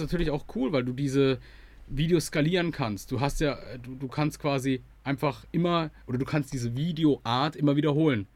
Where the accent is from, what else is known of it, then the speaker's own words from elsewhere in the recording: Germany; als Deutscher